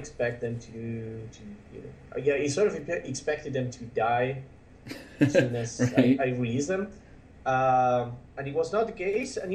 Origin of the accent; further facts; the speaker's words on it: Buenos Aires, Argentina; English is a second language; I was born in Buenos Aires, Argentina.